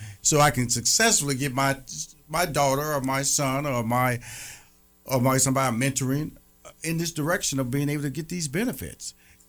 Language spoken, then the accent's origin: English; Houston, Texas, United States; went back to my hometown of Houston, Texas, got me a job as a, you know, a forklift driver.